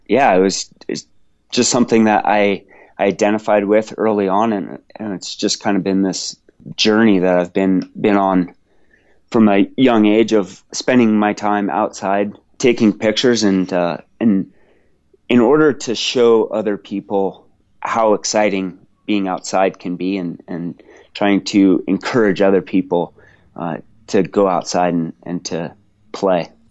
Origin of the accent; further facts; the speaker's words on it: Washington, United States; I grew up in Washington State